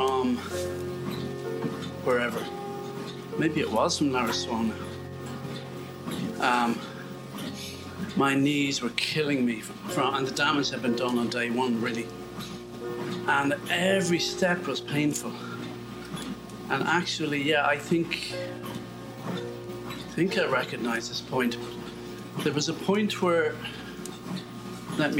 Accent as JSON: {"language": "English", "country": "Ireland", "also_born_or_lived": "British Columbia", "moved": "yes", "said": "being Irish"}